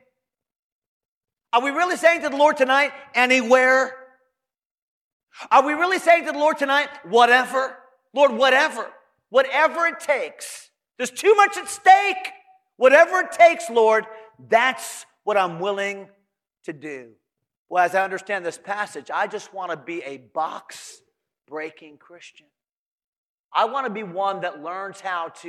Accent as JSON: {"language": "English", "region": "Connecticut", "country": "United States", "tie": "born or raised there", "said": "I grew up in Connecticut, and where I grew up in my home, when you walk in the home, you don't take off your shoes"}